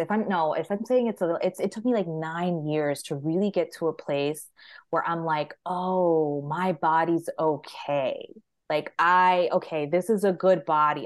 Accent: Maryland, United States; I'm from Maryland.

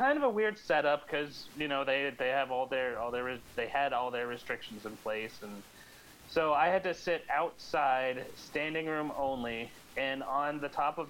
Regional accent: Central Pennsylvania, United States; my hometown in Central Pennsylvania

